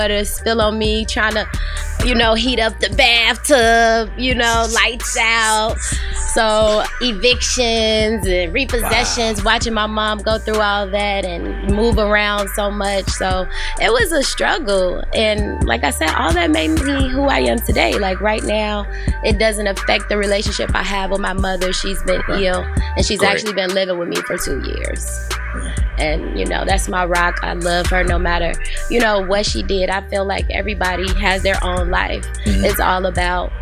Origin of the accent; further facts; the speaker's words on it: South Suburbs of Chicago, Illinois, United States; I'm originally from, people say Chicago, but I'm from the South Suburbs.